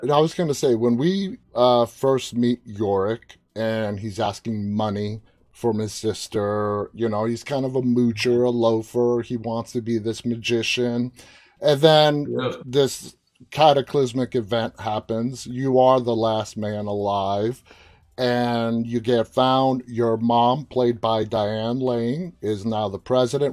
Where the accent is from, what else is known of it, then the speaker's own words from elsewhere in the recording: New York City, New York, United States; now in Northern Virginia, United States; I'm from, born, raised in Queens